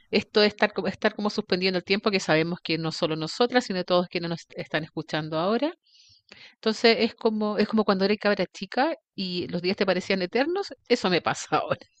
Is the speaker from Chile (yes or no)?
yes; Chile